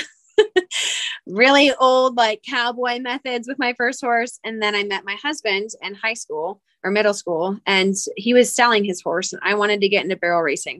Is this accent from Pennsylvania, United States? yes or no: yes; Pennsylvania, United States; moved away as an adult; also born or lived in Georgia / South Carolina / Salt Lake City, Utah; now in Salt Lake City area, United States; I'm originally from Pennsylvania, but my husband is military, so that's what brought us out here.